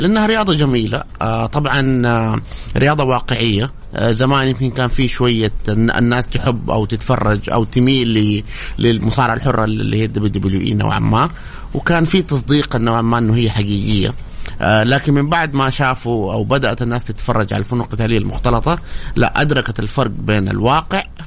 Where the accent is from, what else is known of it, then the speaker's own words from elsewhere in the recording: Saudi Arabia; عدد المحترفين السعوديين الى الان قليل جدا انا واحد منهم